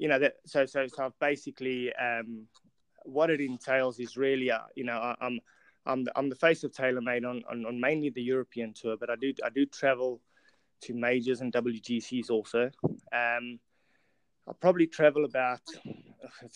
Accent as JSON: {"language": "English", "country": "South Africa", "also_born_or_lived": "England", "moved": "as an adult", "said": "I'm obviously South African, come from South Africa, and studied in South Africa. Anyway, arrived in England"}